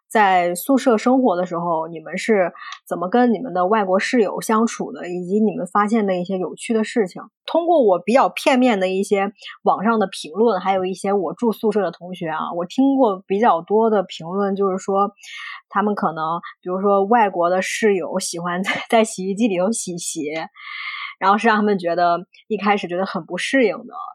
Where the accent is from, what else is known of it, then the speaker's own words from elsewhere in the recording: China; moved away as an adult; also born or lived in Bristol, United Kingdom; now in United Kingdom; 我们中国人